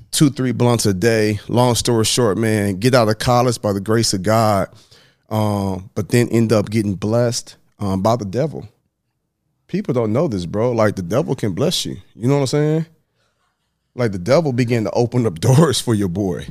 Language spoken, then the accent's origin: English; Dallas, Texas, United States; also born or lived in Huntsville; I was born in Dallas, Texas